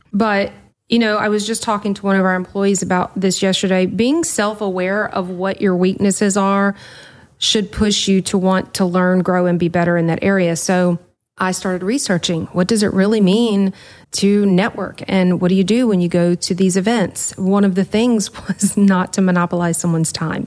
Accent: the South, United States; I'm from the South

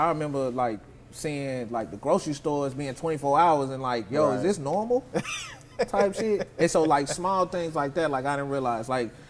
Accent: Nashville, Tennessee, United States; my growing up in North Nashville was, like, very much so, like, family-oriented

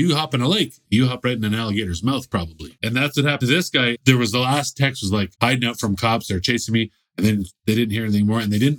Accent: Canada; this is what freaks me out as a Canadian.

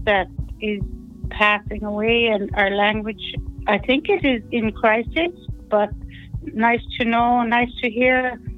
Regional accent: Nain, Newfoundland and Labrador, Canada; first language Inuktitut; English is a second language; moved away as an adult; also born or lived in Happy Valley-Goose Bay, Labrador; now in Ottawa, Canada; I'm originally from Nain, Labrador, Nain, Nunatsiavut, Nunatsiavut region. I was raised by my Anantsiak

